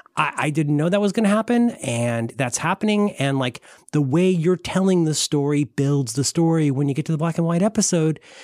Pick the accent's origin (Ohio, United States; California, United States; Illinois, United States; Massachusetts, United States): Ohio, United States; I'm from Ohio